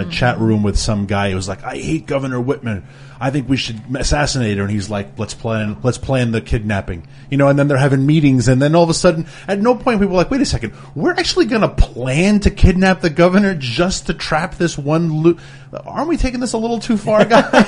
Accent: New York City, New York, United States; I grew up in New York City

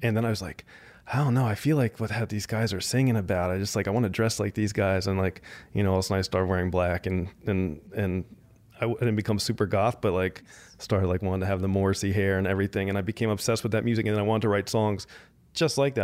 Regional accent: New Jersey, United States; moved away as an adult; now in Los Angeles, United States; I grew up in suburban Jersey

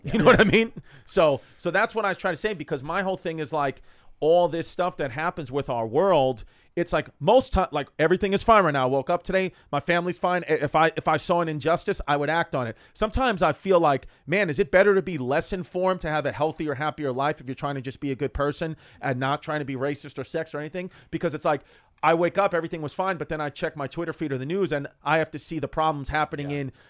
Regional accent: Galveston, Texas, United States; I just said fucking Gal. Dude, I'm from Galvin, Texas.

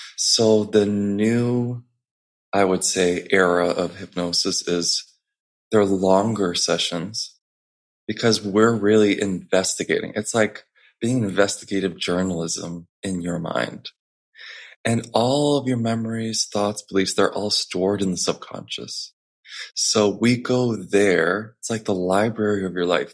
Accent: Chicago, Illinois, United States; moved away as an adult; also born or lived in New York City; I grew up in Chicago. Then, right after I graduated, I moved straight to New York City

